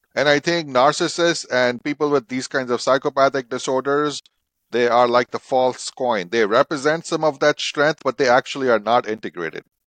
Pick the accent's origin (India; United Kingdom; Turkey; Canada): India; I grew up in India